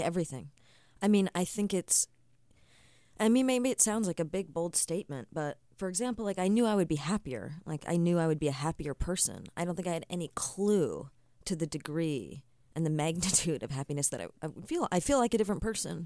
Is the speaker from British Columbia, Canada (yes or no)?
no; Nova Scotia, Canada; I grew up in Nova Scotia